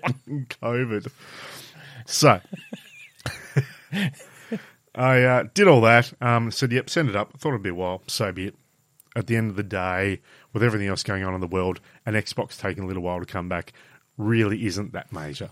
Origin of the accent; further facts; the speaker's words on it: Burnie, Tasmania, Australia; I'm from Burnie on the Coast